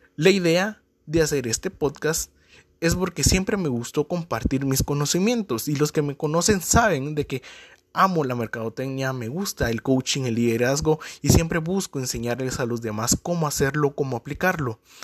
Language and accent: Spanish; Guatemala; soy de Guatemala